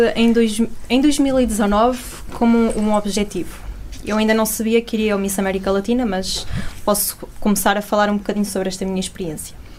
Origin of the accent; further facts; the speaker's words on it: Portugal; nossas características enquanto portugueses